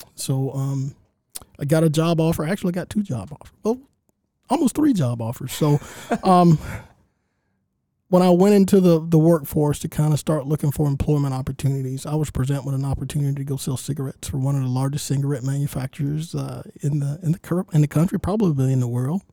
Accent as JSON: {"language": "English", "town": "Augusta", "region": "Georgia", "country": "United States", "tie": "born or raised there", "said": "I, grew up in Augusta, actually not far from the studio"}